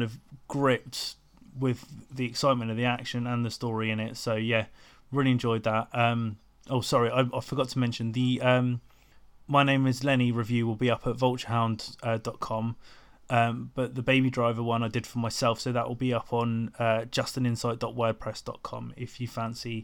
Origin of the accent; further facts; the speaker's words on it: Portsmouth, South East England, United Kingdom; my hometown of Portsmouth